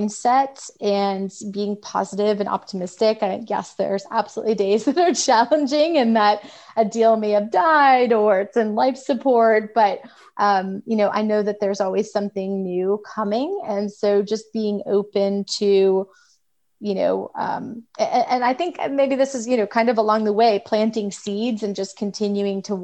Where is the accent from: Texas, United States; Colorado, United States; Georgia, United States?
Georgia, United States; Atlanta; I'm from Atlanta.